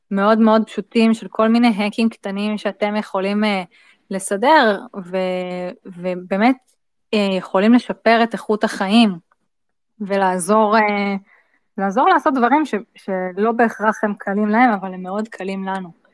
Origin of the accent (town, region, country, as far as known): Israel